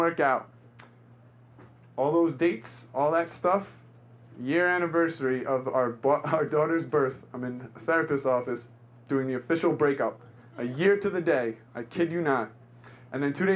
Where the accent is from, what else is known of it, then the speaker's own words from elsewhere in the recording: New York City, New York, United States; I grew up in New York. I'm born and raised